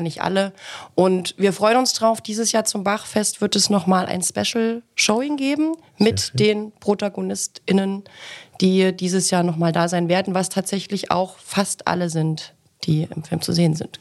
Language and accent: German; Ilmenau, Thuringia, Germany; moved away; meine Heimatstadt in den Lindenlichtspielen Ilmenau